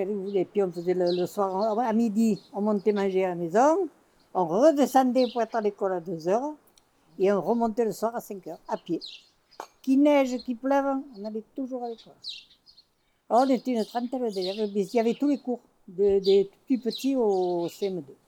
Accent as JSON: {"language": "French", "town": "Belvèze", "region": "Occitania", "country": "France", "tie": "born or raised there", "said": "Moi, je suis même née à Belvezé, dans la maison de mes parents. Je suis vraiment de Belvezé."}